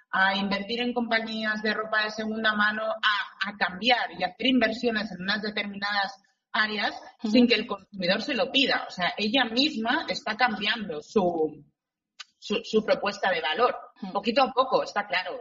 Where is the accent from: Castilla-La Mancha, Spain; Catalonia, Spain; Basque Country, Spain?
Catalonia, Spain; Barcelona; yo soy de Barcelona y estaba aquí en la delegación de Barcelona